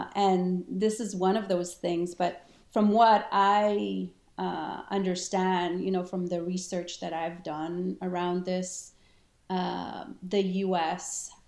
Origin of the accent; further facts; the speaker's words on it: Israel; English is a second language; moved away; also born or lived in Argentina; And yeah, I grew up in Israel for many years. I lived there, but I traveled to South America, and I was actually born in Argentina.